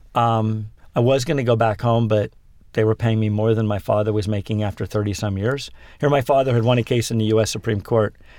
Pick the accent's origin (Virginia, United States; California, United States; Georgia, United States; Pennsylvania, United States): Pennsylvania, United States; born or raised there; also born or lived in Manhattan, New York; now in New York, United States